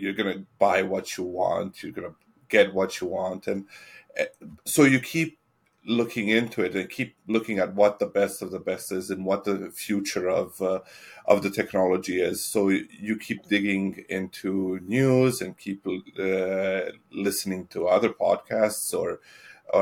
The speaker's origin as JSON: {"language": "English", "country": "Italy", "tie": "born or raised there", "also_born_or_lived": "Edmonton, Canada", "moved": "yes", "said": "I was born in Edmonton, but I lived in Italy for 23 years. And when I was in Italy, I was living in a small town."}